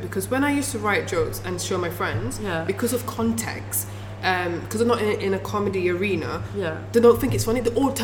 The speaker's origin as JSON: {"language": "English", "town": "Coventry", "region": "West Midlands", "country": "United Kingdom", "tie": "born or raised there", "also_born_or_lived": "Stoke-on-Trent / Birmingham", "said": "growing up in Coventry"}